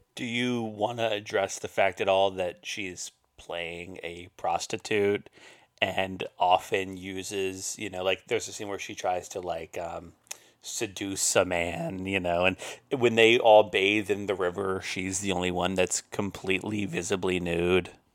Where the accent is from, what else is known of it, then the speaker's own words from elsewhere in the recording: Roanoke, Virginia, United States; That's my hometown newspaper